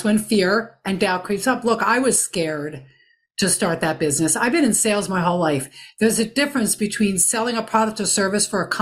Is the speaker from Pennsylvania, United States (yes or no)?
yes; Philadelphia, Pennsylvania, United States; I'm from the Philadelphia area